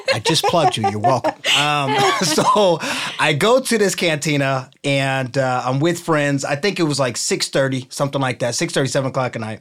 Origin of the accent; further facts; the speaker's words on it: Ohio, United States; also born or lived in California; now in Newport Beach, United States; I'm from Ohio